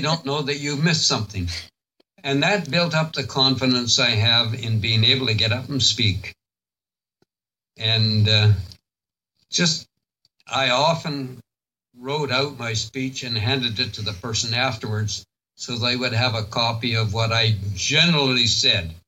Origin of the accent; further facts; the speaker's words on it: Duncan, British Columbia, Canada; I was born and raised in Duncan